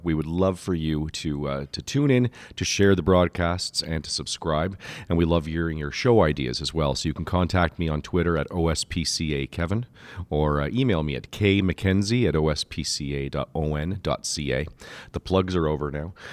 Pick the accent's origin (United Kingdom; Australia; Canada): Canada; I am Canadian